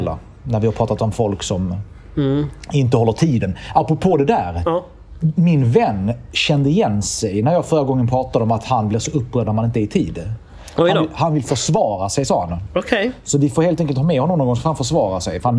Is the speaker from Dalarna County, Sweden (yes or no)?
no; Malmö, Skåne, Sweden; Jag kom ju från Malmö, som redan Malmö då var ju inte så roligt.